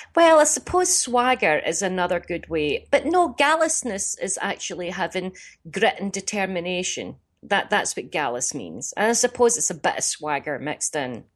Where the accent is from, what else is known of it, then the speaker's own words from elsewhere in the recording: Glasgow, Scotland, United Kingdom; my fellow Glaswegians